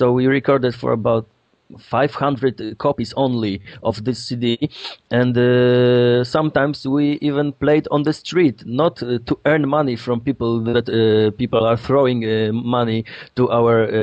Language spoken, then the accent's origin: English; Poland; English is a second language; we come from Poland